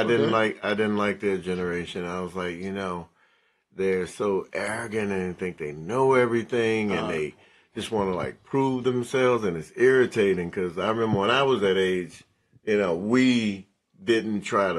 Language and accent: English; New England, United States; born there; Oh, see, I was born